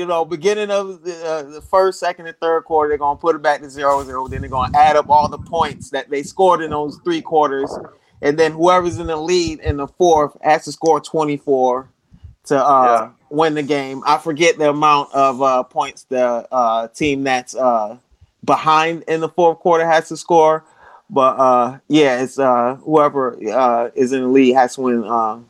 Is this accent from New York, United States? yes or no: no; Orlando, Florida, United States; Hey, yeah, Randy, I grew up in Orlando, Florida.